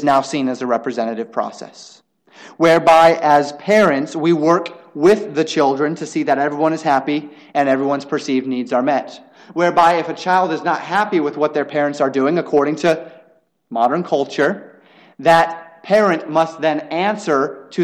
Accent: United States; we as American citizens

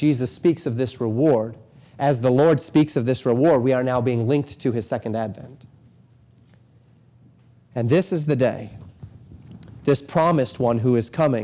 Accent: Colorado, United States; moved away; I grew up in Colorado.

